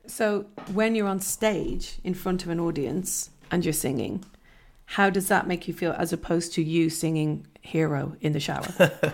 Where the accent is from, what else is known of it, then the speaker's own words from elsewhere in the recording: Ireland; being Irish